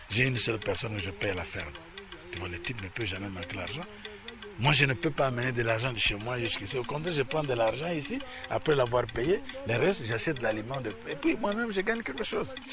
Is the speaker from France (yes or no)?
no; Leverville, Kwilu, DR Congo; born there; moi je suis né à Leverville, à Losanga, où euh, on vivait la production de l'huile de palme. À ce moment-là, vous savez, notre pays était le premier exportateur d'huile de palme.